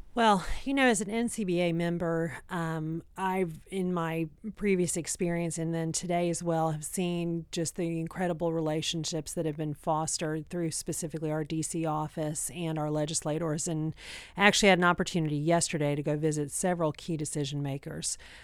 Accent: Texas, United States; I'm from Texas

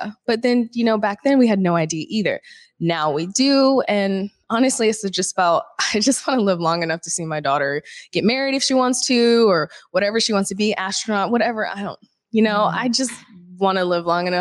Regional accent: Florida, United States; moved away; I'm from Florida. So of course it rains every 10 minutes

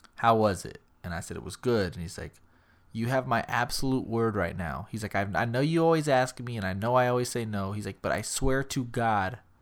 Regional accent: San Antonio, Texas, United States; we're from San Antonio

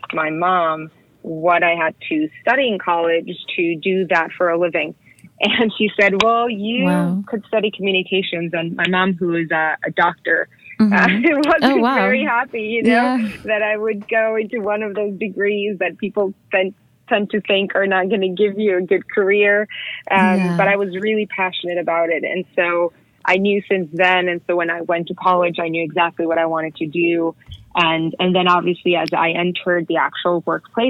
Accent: Tijuana, Baja California, Mexico; moved away as an adult; also born or lived in Monterrey, Mexico; now in New York City, United States; I grew up in Tijuana in Mexico, actually. My whole life until I was 18

